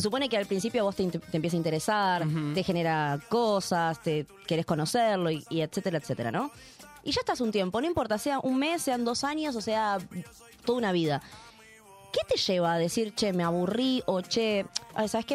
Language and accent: Spanish; Ramos Mejía, Buenos Aires Province, Argentina; somos los dos de Ramos